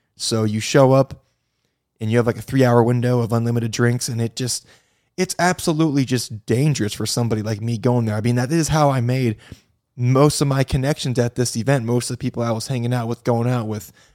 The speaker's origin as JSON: {"language": "English", "region": "Midwest", "country": "United States", "moved": "yes", "lives_now": "Florida, United States", "said": "I'm from the Midwest. I live in Florida now"}